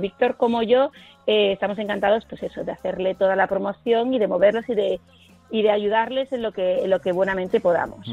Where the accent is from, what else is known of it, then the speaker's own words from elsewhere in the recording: Marbella, Andalusia, Spain; En Marbella, por ejemplo, en mi tierra también